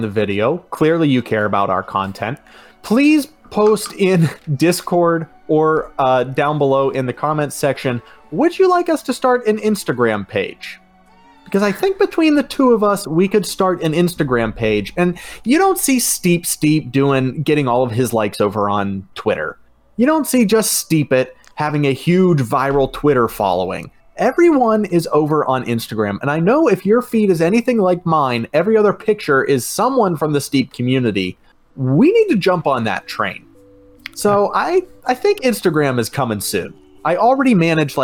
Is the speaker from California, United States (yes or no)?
no; Pittsburgh, Pennsylvania, United States; we're both from Pittsburgh